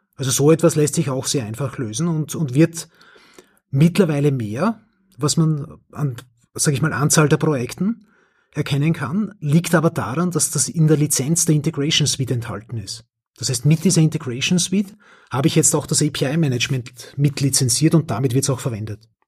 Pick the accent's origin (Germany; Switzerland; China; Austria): Austria; accent: Austrian; mein österreichischer Akzent